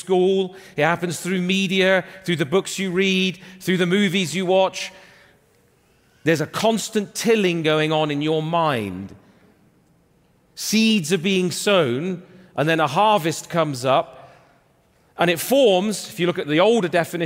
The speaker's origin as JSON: {"language": "English", "region": "England", "country": "United Kingdom", "tie": "born or raised there", "also_born_or_lived": "Canada", "moved": "as an adult", "said": "If you come to my home, England, I was born and raised in England, lived in Canada for 20 years, back in England now"}